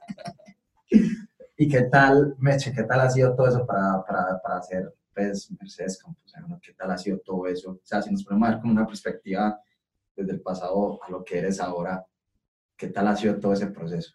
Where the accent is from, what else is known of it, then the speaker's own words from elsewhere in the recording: Colombia; ese perrenque que tenemos como colombianos